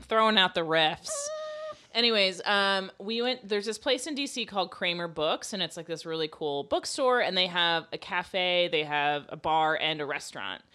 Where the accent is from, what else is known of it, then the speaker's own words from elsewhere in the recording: Florida, United States; we're from Florida